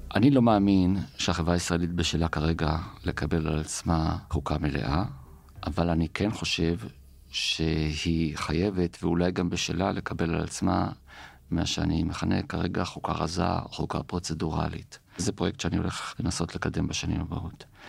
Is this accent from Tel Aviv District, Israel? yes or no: no; Jerusalem, Jerusalem District, Israel; אנחנו ירושלמים